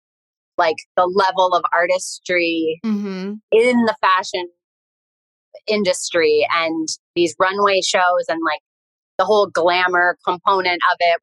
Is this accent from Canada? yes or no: yes; Windsor, Ontario, Canada; moved away as an adult; also born or lived in New York City; now in Puerto Vallarta, Mexico; I grew up in Windsor, Ontario. So I'm Canadian